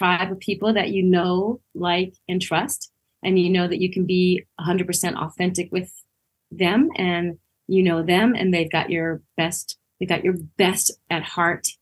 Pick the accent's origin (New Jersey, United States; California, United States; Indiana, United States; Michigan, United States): California, United States; Los Angeles; now in Santa Clarita, United States; I born and raised in Los Angeles